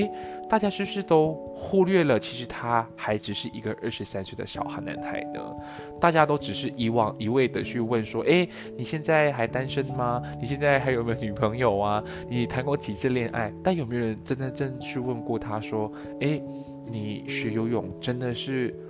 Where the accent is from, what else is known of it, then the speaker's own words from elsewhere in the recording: Malaysia; accent: Malaysian; 面我 OK 了之后，我会慢慢慢慢的调整回马来西亚的腔调。所以各位给我一点时间，还是你们不希望我用马来西亚的腔调来跟大家说话呢？